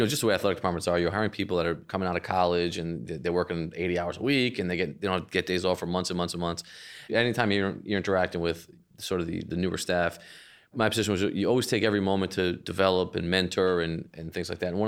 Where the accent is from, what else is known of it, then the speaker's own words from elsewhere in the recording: Providence, Rhode Island, United States; I'm from Providence